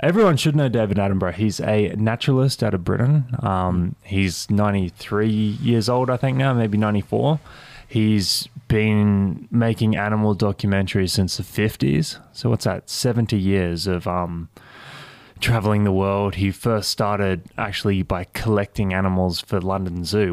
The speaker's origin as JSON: {"language": "English", "town": "Cairns", "region": "Queensland", "country": "Australia", "tie": "born or raised there", "moved": "yes", "said": "I grew up in Cairns"}